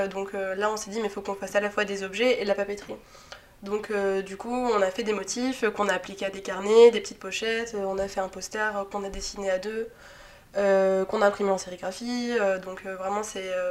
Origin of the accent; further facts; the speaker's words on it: Antibes, Provence-Alpes-Côte d'Azur, France; also born or lived in Paris; now in Lyon, France; Je viens de Antibes